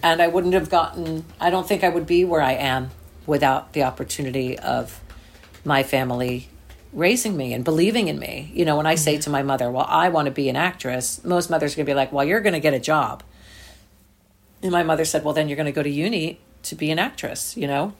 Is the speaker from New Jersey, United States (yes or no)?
yes; New Jersey, United States; I grew up in New Jersey